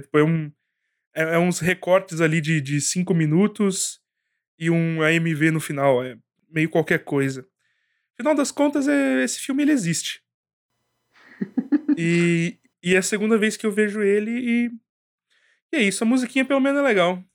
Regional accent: Brazil; eu sou brasileiro

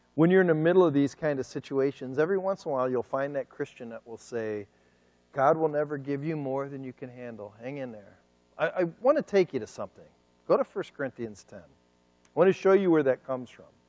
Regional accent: Cleveland, Ohio, United States; moved away as an adult; now in Kent City, United States; I'm from Cleveland, Ohio.

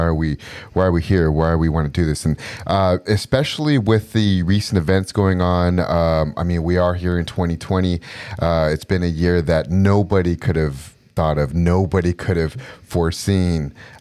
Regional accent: Southern California, United States; I'm a fourth generation Mexican American, and I was born and raised in Southern California.

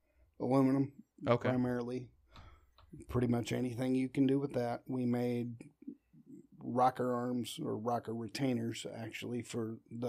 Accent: Würzburg, Bavaria, Germany; born there; Yeah, my dad was in the military. He was a sergeant. I was born in a place called Würzburg, Germany.

